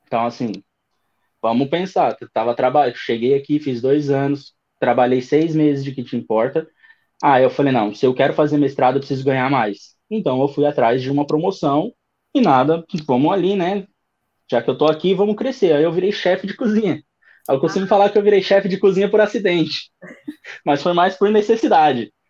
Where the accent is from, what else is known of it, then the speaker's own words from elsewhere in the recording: São Paulo, Brazil; moved away as an adult; now in Dublin, Ireland; 30 anos, é, sou de São Paulo, capital.